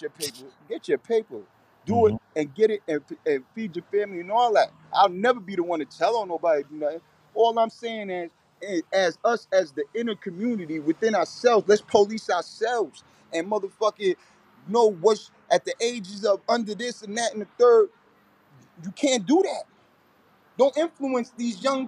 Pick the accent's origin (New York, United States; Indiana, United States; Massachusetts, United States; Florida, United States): New York, United States; Patchogue; now in Bellport, United States; I live in Bellport right now, but I'm from Patchogue